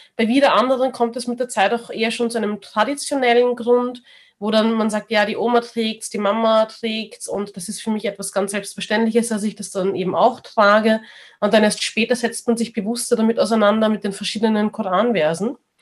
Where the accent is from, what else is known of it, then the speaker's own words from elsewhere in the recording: Austria; man ist aber in Österreich geboren